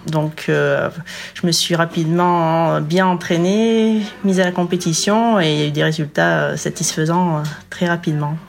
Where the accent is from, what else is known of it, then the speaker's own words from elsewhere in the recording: Gap, Provence-Alpes-Côte d'Azur, France; moved away; also born or lived in Ollioules, Var; je suis originaire de Gap dans les Hautes-Alpes